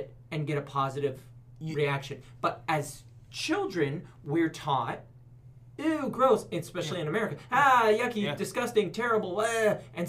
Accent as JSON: {"language": "English", "region": "Oregon", "country": "United States", "said": "People say, where are you from? And I go, oh, Oregon."}